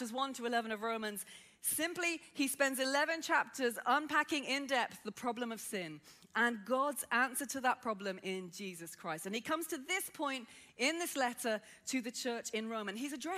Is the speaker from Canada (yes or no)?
no; Birmingham, West Midlands, United Kingdom; accent: Brummie; I grew up in inner city Birmingham. Yes, I am a Brummie